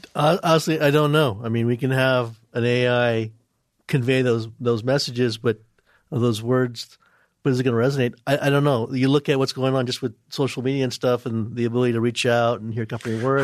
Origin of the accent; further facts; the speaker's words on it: New York, United States; Where I'm originally from, New York